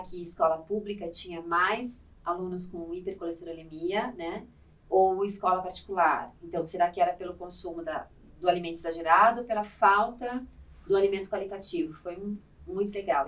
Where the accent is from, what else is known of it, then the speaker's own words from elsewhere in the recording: Curitiba, Paraná, Brazil; eu sou curitibana, uhum. e é a minha formação toda né, acadêmica foi feita lá